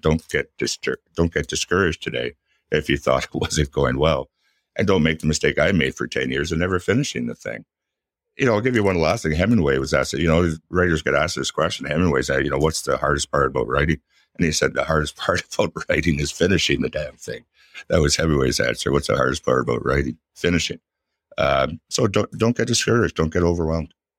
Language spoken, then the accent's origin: English; Ottawa, Ontario, Canada; I'm from Ottawa. Ottawa's my hometown